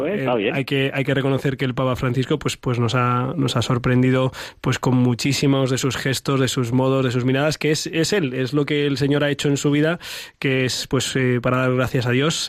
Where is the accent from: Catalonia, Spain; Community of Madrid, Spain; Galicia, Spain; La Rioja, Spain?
Community of Madrid, Spain; Ciempozuelos; mi pueblo de Cienpozuelos